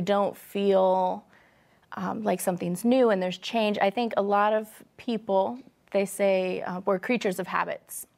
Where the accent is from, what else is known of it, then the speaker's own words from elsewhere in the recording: Midwest, United States; I'm a Midwesterner